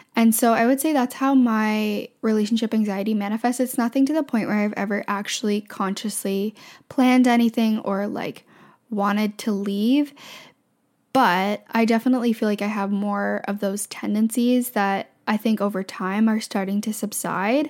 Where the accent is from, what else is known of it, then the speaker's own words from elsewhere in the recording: Canada; I'm from Canada